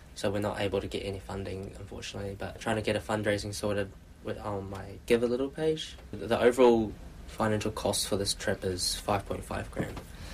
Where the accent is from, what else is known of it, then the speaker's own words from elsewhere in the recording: Queenstown, Otago, New Zealand; moved away as an adult; also born or lived in Invercargill; now in Auckland, New Zealand; So I grew up in Queenstown. I was born in Invercargill, down south. Went to primary school, high school, all in Queenstown as well